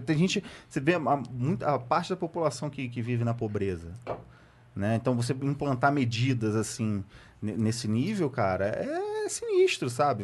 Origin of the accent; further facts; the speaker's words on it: Rio de Janeiro, Brazil; also born or lived in Santa Cruz, Rio de Janeiro; Eu, eu sou da, da Zona Norte, da Leopoldina. Sou da, da subúrbio da Leopoldina